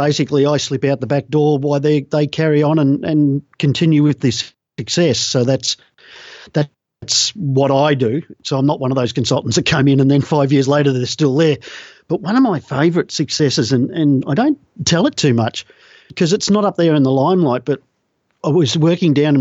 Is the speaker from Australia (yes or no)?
yes; Australia; I'm an Australian